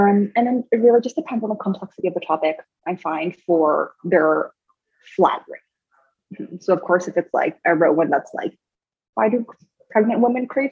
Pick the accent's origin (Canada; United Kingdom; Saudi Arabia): Canada; I live in Canada, right? I'm a Canadian